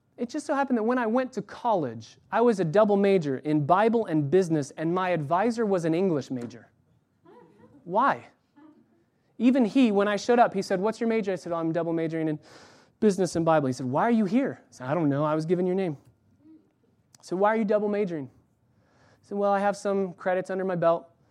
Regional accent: California, United States; I was born in California.

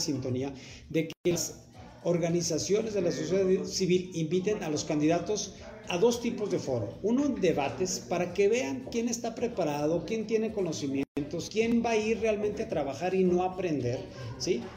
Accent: Mexico; como mexicano

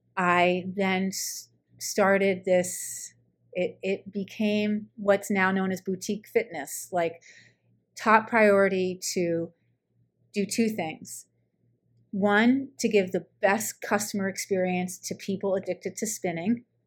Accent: New York, United States; moved away as an adult; also born or lived in Colorado; I'm from New York

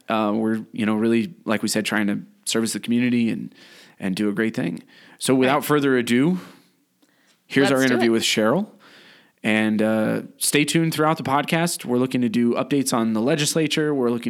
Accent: Los Angeles, California, United States; also born or lived in Carson City; I was born in Southern California. I was born in Los Angeles. My family moved to Carson City when I was 10 years old. Actually, I went to elementary school across the street from Pepperdine.

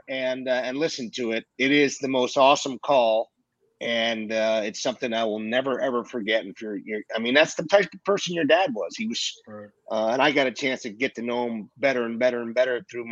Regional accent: Philadelphia, Pennsylvania, United States; my hometown team

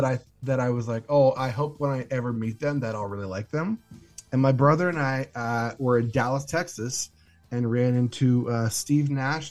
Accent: Canada; Hey, we're Canadian.

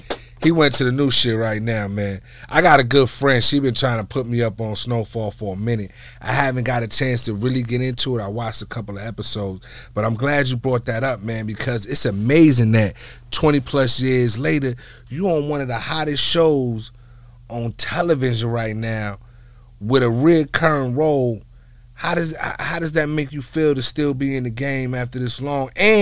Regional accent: East Coast, United States; now in Los Angeles, United States; I'm from the East Coast

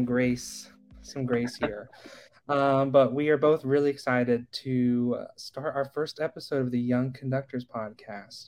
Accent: Parkersburg, West Virginia, United States; I'm from Parkersburg, West Virginia. I grew up singing in choir forever

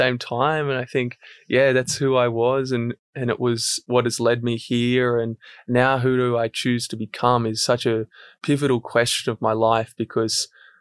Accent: Central Coast, New South Wales, Australia; I grew up on the Central Coast

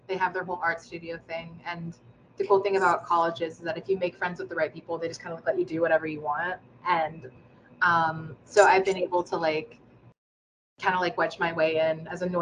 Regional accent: United States; shit that you just kind of like inherently learn by like being in the growing up in the United States.

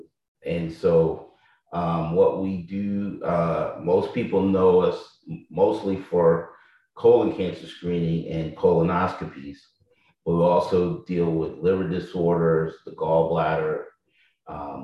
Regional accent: Philadelphia, Pennsylvania, United States; moved away as an adult; also born or lived in Atlanta / Detroit; I'm originally from the Philadelphia area. I grew up right outside of Philadelphia.

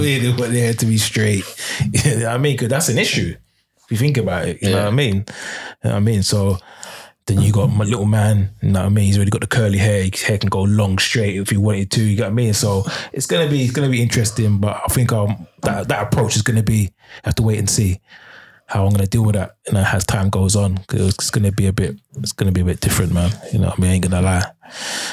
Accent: London, United Kingdom; moved away; I'm originally from Peckham

